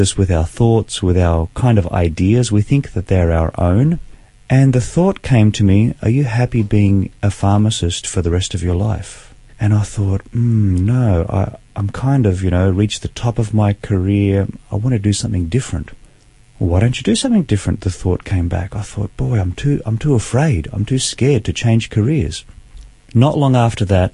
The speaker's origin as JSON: {"language": "English", "town": "Sydney", "region": "New South Wales", "country": "Australia", "tie": "born or raised there", "said": "I was born in Sydney, grew up in a beautiful Christian home"}